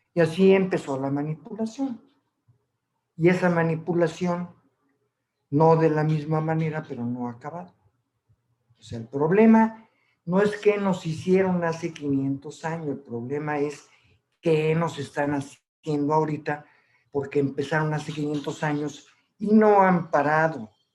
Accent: Mexico

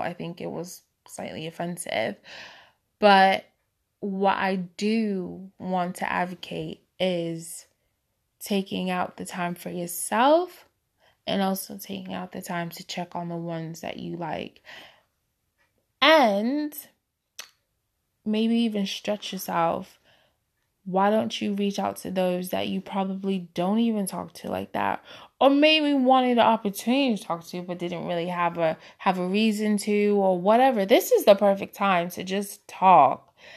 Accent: Boston, Massachusetts, United States; now in United Kingdom; I'm originally from Boston, but I currently reside in the U K

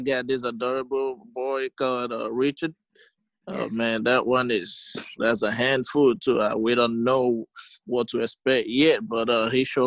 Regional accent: Imo, Nigeria; moved away as an adult; now in United States; I'm a Nigerian. I'm from Imo State, Nigeria, to be precise

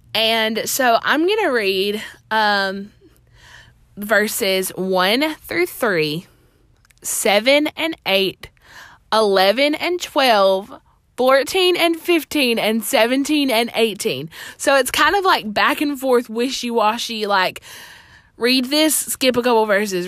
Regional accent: Alabama, United States; I'm from Alabama

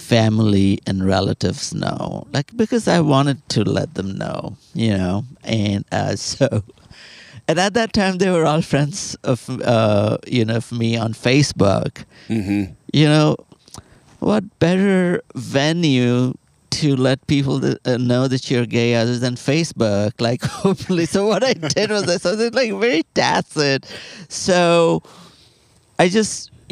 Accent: Kolkata, West Bengal, India; moved away as an adult; now in Austin, United States; my hometown is, Calcutta

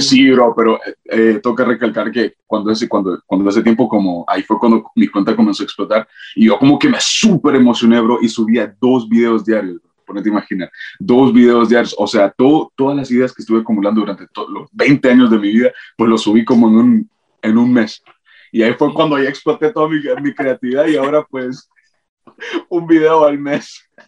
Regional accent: North Carolina, United States; Y regresé aquí, de donde soy yo, de Carolina del Norte

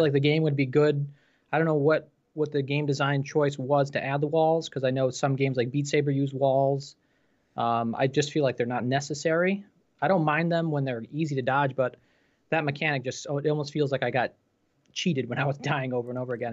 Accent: New York, United States; I'm from New York State myself

